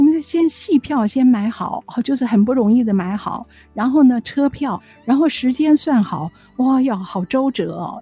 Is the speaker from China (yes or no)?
no; Taiwan; 我们是台湾来的